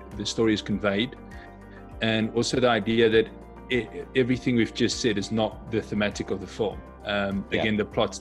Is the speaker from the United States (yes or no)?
no; South Africa; moved away; I come from South Africa.